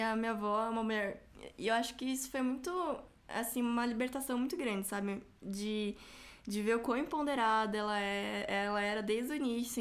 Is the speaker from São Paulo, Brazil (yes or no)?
yes; São Paulo, Brazil; eu, fui criada, nasci, fui criada na, na Zona Leste